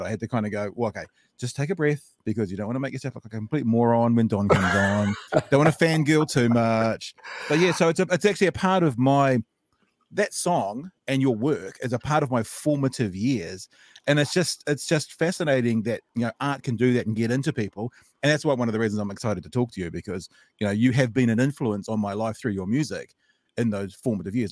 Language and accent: English; Auckland, New Zealand; now in Dunedin, New Zealand; I grew up in Metro School. So that's home turf. Hillsborough Road was where I, uh, lived, grew up in Metro School